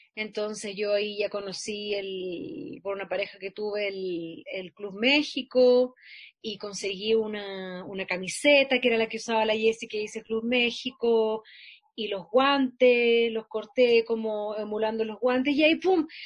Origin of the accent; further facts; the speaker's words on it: Santiago, Santiago Metropolitan Region, Chile; en mi escuela atravesar Santiago de la Florida a Bellavista, donde queda la escuela